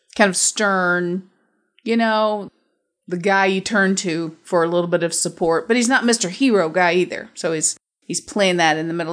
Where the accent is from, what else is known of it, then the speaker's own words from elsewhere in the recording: Middle America, Midwest, United States; I'm from America, middle America